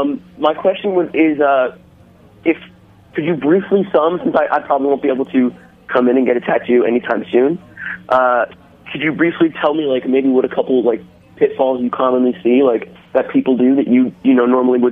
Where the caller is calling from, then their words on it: Brooklyn, New York, United States; I'm calling from Brooklyn, New York.